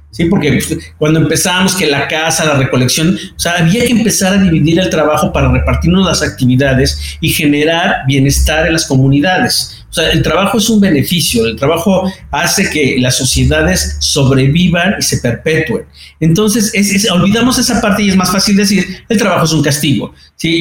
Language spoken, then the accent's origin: Spanish; Mexico; en México pues, estoy en una empresa muy similar